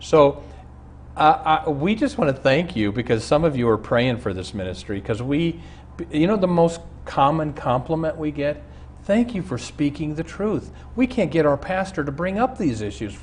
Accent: Omaha, Nebraska, United States; I grew up in Omaha with a man who's exactly my age

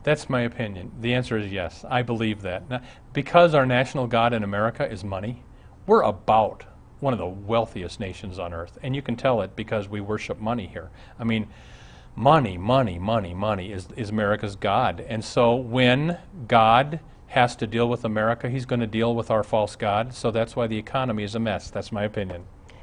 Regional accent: Omaha, Nebraska, United States; I grew up in Omaha, Dad ran the racetrack.

